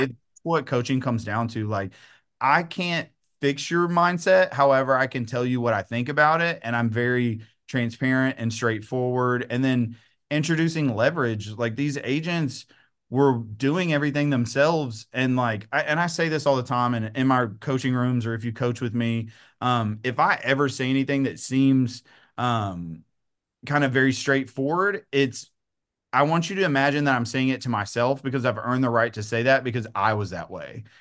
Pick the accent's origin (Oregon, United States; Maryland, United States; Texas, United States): Texas, United States; Troup; moved away as an adult; also born or lived in Henderson, Texas / Fresno, California / The Woodlands, Texas / Dallas, Texas; now in Tyler, United States; I am born and raised Troop, Texas, which is about thirty minutes outside of Tyler.